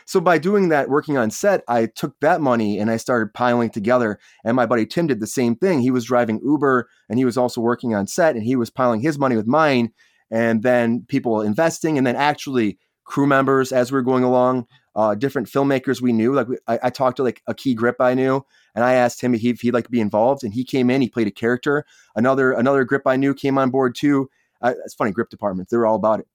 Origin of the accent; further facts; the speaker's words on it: Michigan, United States; now in Los Angeles, United States; I'm originally from Michigan. I moved out to Los Angeles to pursue acting